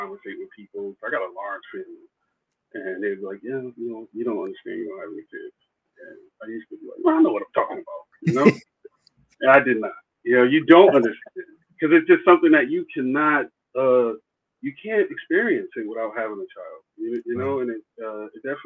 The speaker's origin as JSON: {"language": "English", "region": "East Coast", "country": "United States", "also_born_or_lived": "Texas", "moved": "yes", "said": "I'm from the East Coast."}